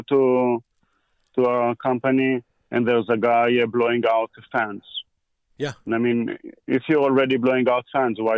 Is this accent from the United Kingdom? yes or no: no; Israel; moved away as an adult; also born or lived in Atlanta, Georgia, United States; now in United States; So when I was one year old, my parents moved to Israel. Okay. And that's where I grew up